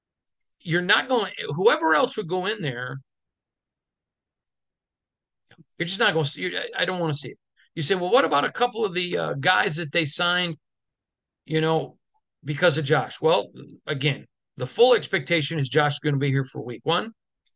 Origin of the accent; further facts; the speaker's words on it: Midwest, United States; now I grew up in the Midwest